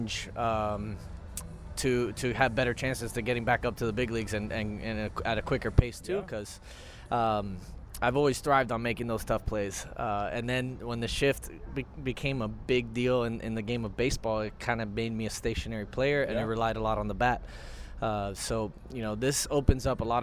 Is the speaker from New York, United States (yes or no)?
no; Florida, United States; to be back in my home state